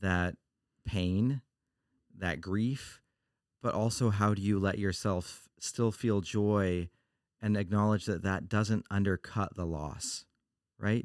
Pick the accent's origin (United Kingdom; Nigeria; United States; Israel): United States; Oregon; I'm from Oregon